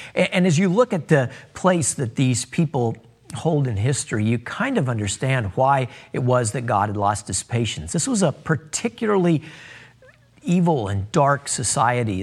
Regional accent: United States; as Americans

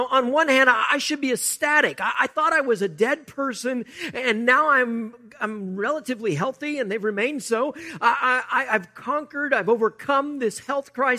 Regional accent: United States; we, as American Christians

